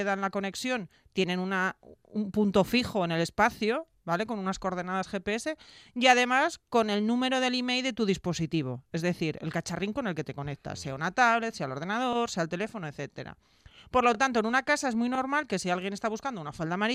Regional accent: Gijón, Asturias, Spain; soy de Gijón

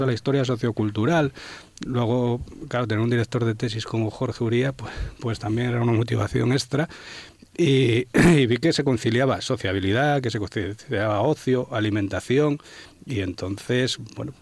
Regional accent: Asturias, Spain; la comunidad que porta esta cultura, que somos los asturianos

